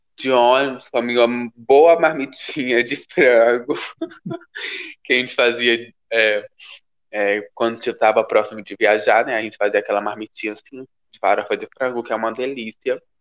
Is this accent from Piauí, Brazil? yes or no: yes; Piauí, Brazil; moved away as an adult; also born or lived in Brasília; now in São Paulo, Brazil; eu sou natural do Piauí, piauiense